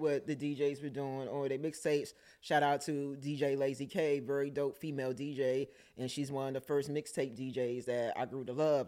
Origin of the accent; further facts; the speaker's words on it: Washington, District of Columbia, United States; me growing up in Southeast